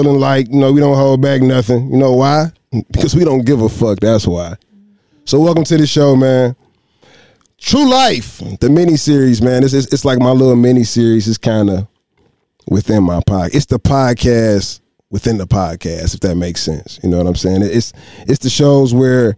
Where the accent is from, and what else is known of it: Detroit, Michigan, United States